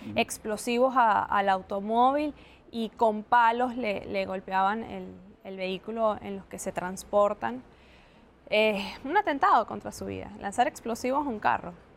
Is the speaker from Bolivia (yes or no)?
no; Venezuela; organizándonos como venezolanos